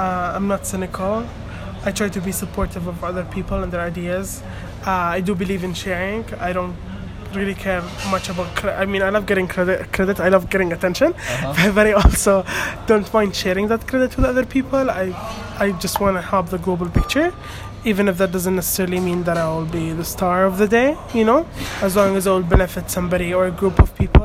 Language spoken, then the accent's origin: English; Qatar; also born or lived in Palestine; I'm from Palestine. I live in Qatar. I was born here.